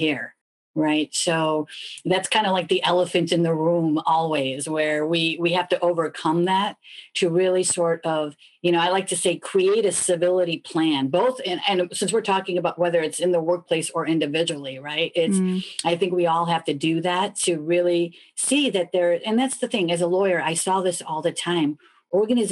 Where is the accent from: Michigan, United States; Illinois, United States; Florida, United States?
Illinois, United States; Chicago; moved away; I'm originally from Chicago